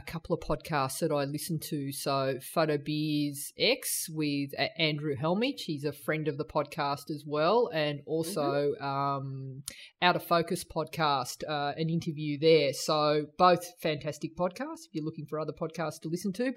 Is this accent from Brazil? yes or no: no; Australia; also born or lived in New Zealand; that sort of carefree childhood that I had growing up in Australia and New Zealand